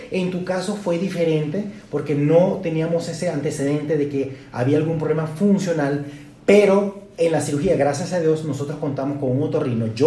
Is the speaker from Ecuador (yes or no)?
no; Venezuela; now in Guadalajara, Mexico; aunque soy venezolano, vivo en la ciudad de Guadalajara o radico acá desde hace cinco años